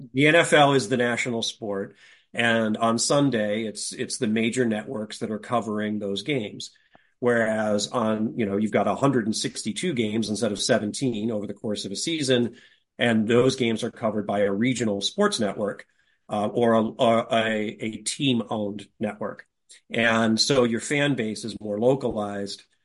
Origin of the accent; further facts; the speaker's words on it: California, United States; also born or lived in Sacramento / Ukiah; I grew up mostly in California, and uh, my folks were from Chicago